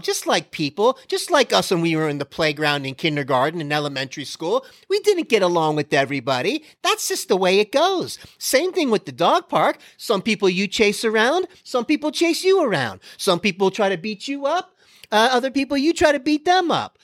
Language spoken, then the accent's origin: English; Florida, United States; I grew up in Florida